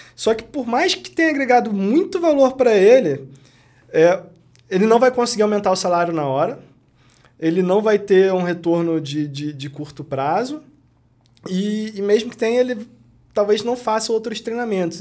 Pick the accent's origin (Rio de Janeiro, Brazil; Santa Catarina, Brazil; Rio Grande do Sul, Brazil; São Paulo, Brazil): Rio de Janeiro, Brazil; moved away as an adult; also born or lived in Corumbá, Mato Grosso do Sul; eu sou do Rio de Janeiro, nunca pensei em sair do Rio de Janeiro.